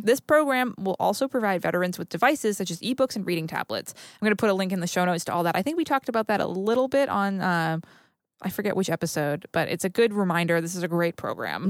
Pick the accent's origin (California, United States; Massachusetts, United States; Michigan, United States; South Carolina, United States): Massachusetts, United States; Haverhill; the town that I'm from in Massachusetts, um, Haverhill and Bradford